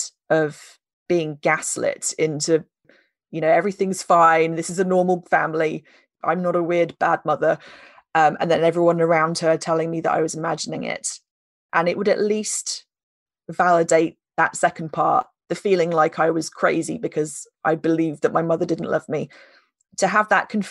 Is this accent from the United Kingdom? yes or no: yes; United Kingdom; we're British